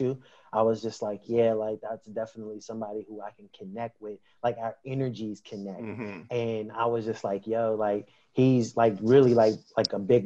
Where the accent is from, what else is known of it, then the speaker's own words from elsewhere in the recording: Pittsburgh, Pennsylvania, United States; I'm born and raised in Pittsburgh, PA